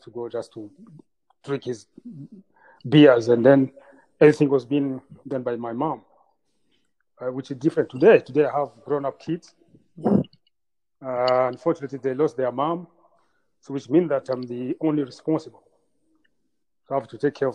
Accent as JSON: {"language": "English", "town": "Bujumbura", "country": "Burundi", "tie": "born or raised there", "also_born_or_lived": "Rwanda", "moved": "yes", "said": "I was born in Bujumbura, Burundi, and came back to Rwanda after genocide"}